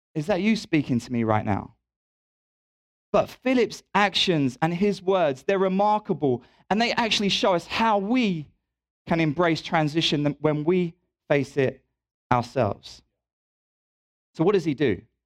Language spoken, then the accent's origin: English; England, United Kingdom; moved away as an adult; now in Louisville, United States; I'm also British